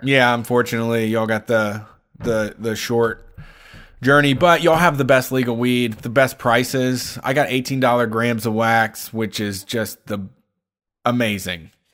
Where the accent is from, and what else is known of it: Ohio, United States